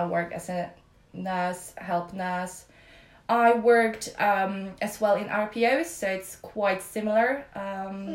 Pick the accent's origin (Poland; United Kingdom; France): Poland; moved away as an adult; I came from Poland